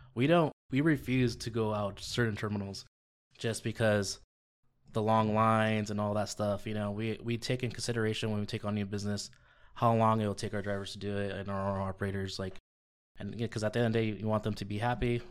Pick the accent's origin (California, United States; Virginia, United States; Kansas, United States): California, United States; La Puente; also born or lived in Eastvale, California / Riverside, California; born and raised in La Puente